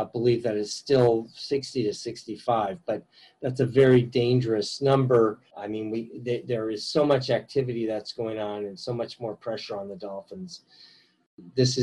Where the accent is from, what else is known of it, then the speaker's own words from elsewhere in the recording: United States; now in Taiwan; I'm an American-born Taiwanese